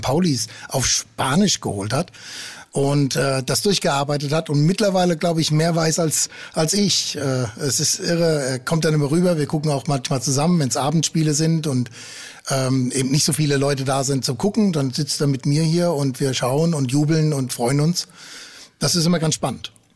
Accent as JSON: {"language": "German", "town": "Frankfurt am Main", "region": "Hesse", "country": "Germany", "tie": "born or raised there", "also_born_or_lived": "Friesland", "moved": "yes", "lives_now": "Hamburg, Germany", "said": "Ich bin äh, gebürtig aus Friese, äh, bin aber in Frankfurt am Main aufgewachsen."}